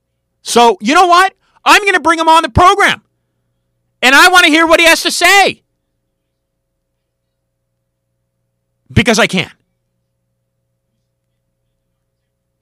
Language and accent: English; United States; I was born in the United States, and I love this country